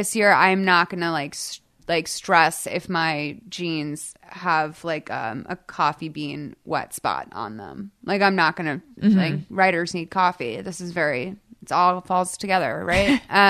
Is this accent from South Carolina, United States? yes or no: no; Boston, Massachusetts, United States; I grew up like in Boston, like thinking I was gonna have a normal job, so I was trained for that.